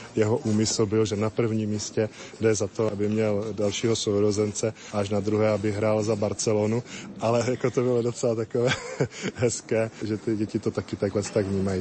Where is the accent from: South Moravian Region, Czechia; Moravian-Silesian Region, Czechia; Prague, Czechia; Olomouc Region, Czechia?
South Moravian Region, Czechia; Moravian Slovakia; now in Kroměříž, Czech Republic; já nepocházím z Kroměříže, pocházím z Moravského Slovácka, kous kousek od hranice se Slovenskem